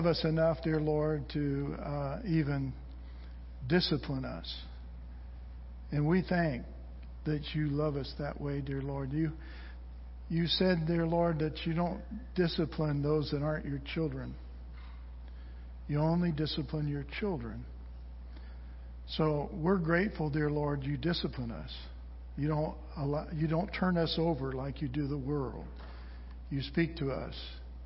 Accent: Southern California, United States; I grew up in Southern California

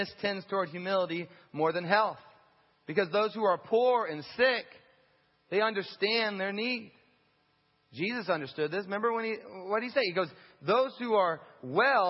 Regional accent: United States; as an American who has a house and who eats six times a day

